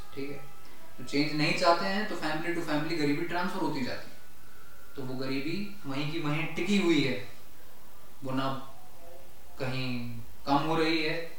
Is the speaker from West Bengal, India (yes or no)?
no; Alwar, Rajasthan, India; now in Gurgaon, India; राजस्थान में एक छोटा सा जिला है नाम अलवर है उस जिले से हम बिलोंग करते हैं